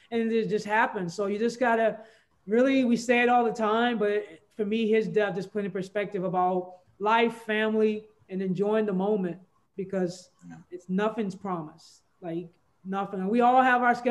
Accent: Louisiana, United States; I'm from Louisiana

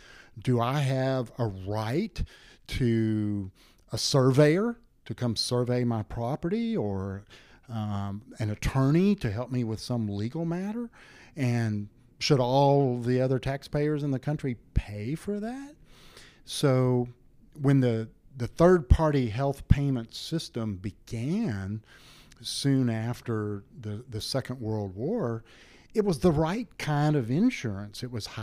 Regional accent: San Angelo, Texas, United States; born there; When I was born in 1957 in San Angelo, Texas, my parents paid cash to the hospital and to the obstetrician for my delivery.

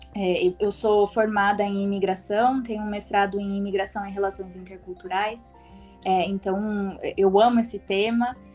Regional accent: Brazil; moved away; quando a gente volta para o Brasil, depois de um tempo

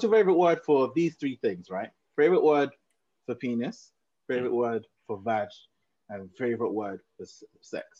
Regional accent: Jamaica; I'm Jamaican

